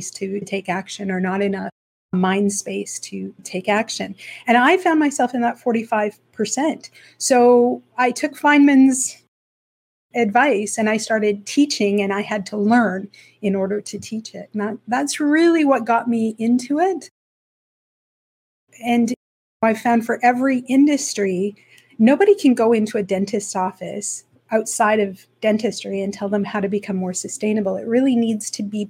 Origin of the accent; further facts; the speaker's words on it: Slave Lake, Alberta, Canada; now in Ontario, Canada; I'm originally from Alberta. I was born and raised in a small town, Slave Lake, Alberta.